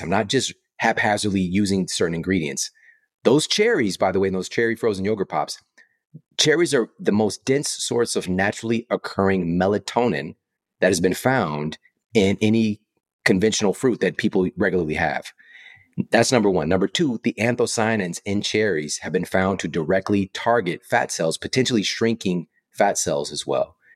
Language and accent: English; St. Louis, Missouri, United States; I'm from Saint Louis, so Monsanto would come to the job fairs at my university